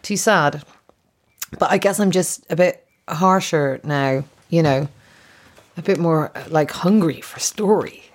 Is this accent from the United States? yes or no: no; Ireland; I'm Irish